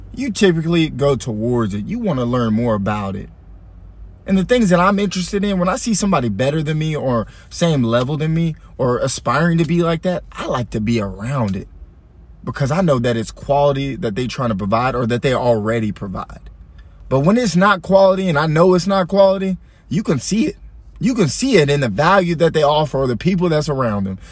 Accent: Allen, Texas, United States; I'm from Allen

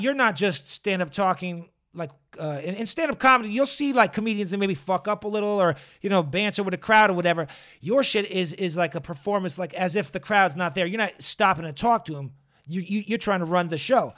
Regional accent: Boston, Massachusetts, United States; now in Los Angeles, United States; I'm a transplant from Boston

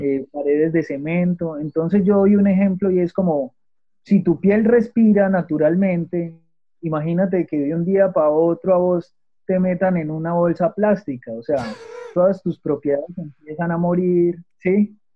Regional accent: Manizales, Caldas, Colombia; yo soy de Manizales, ¿sí? Eh, de Manizales Caldas, Colombia

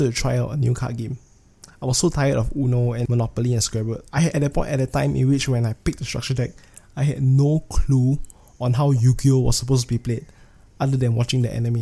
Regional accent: Singapore; I'm from Singapore

